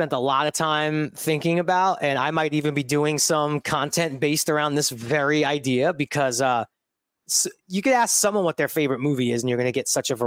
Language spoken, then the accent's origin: English; New York City, New York, United States; moved away as an adult; I grew up in Bensonhurst, Brooklyn